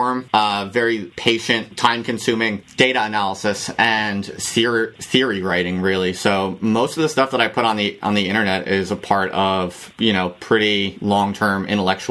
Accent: United States; moved away as an adult; also born or lived in Philadelphia; now in United Kingdom; I was born and raised in the United States, lived there all my life. I just moved to the UK to take up the job as an academic

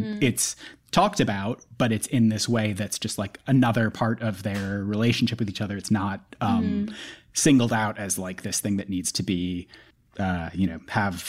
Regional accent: New York City, New York, United States; the way that I feel about being a New Yorker

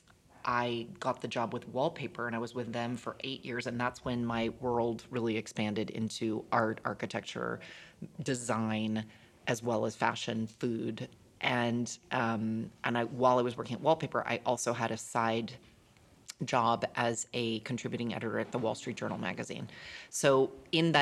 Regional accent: Los Angeles, California, United States; moved away as an adult; also born or lived in Berkeley / New York; now in Milan, Italy; I'm an American, born and raised in Los Angeles, and went to Berkeley for university

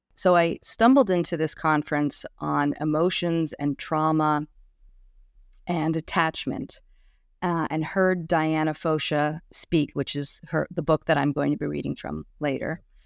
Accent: New York City, New York, United States; I am a nice Jewish girl from New York City, born and raised in Manhattan

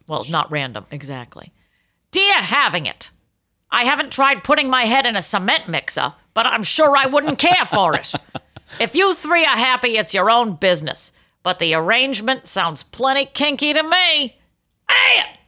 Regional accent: Boston, Massachusetts, United States; I'm Boston Irish.

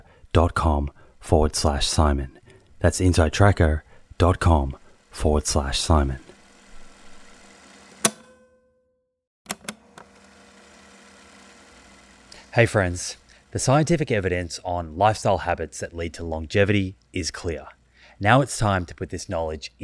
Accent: Australia; also born or lived in United States; I grew up in Australia, and actually I spent 8 years when I was very young in America.

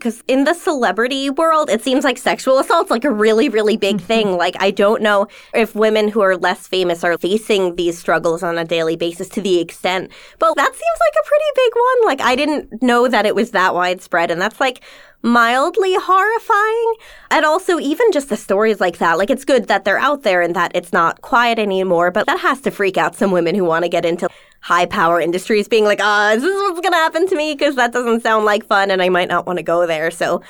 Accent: New York, United States; Long Island.

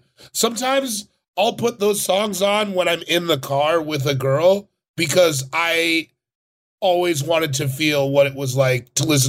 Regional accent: Arkansas, United States; We're both from Arkansas.

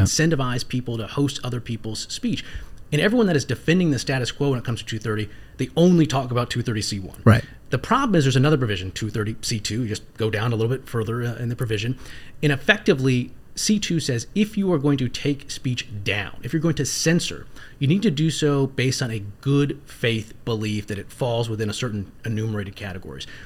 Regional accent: Northern Virginia, United States; also born or lived in South Carolina; growing up in Northern Virginia

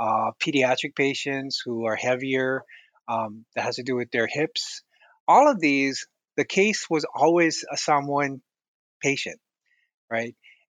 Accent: Hawaii, United States; So I was born and raised in Hawaii. And so a lot of my upbringing was in the Pacific.

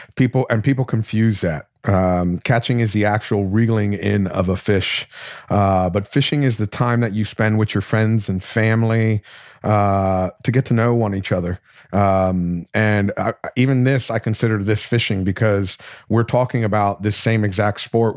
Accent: South Florida, United States; I'm from, I grew up in South Florida

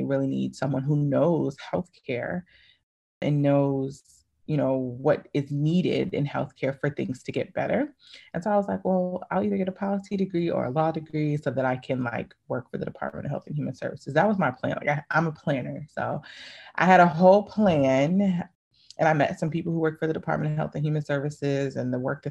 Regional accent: Connecticut, United States; also born or lived in Texas / Washington, D.C. / Baltimore / Maryland; now in New York, United States; I'm originally from Connecticut. Born and kind of raised. I lived in Texas for a lot of my life as well. But Connecticut's my home

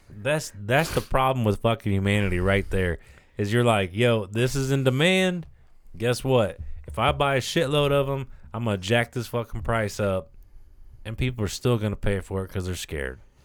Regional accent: United States; as the American people

